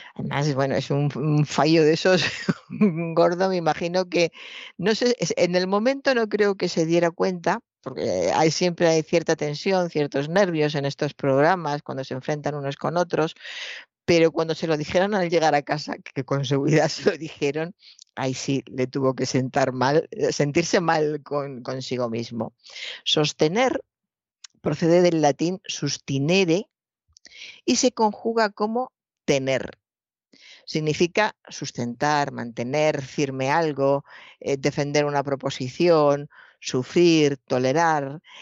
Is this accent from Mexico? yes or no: no; Toledo, Castilla-La Mancha, Spain; mi infancia en Toledo